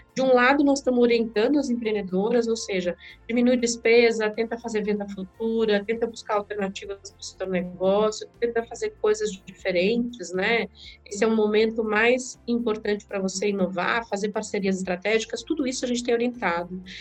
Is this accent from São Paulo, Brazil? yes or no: yes; Diadema, São Paulo, Brazil; also born or lived in sertão de Alagoas, Brazil; Cresci na periferia de Diadema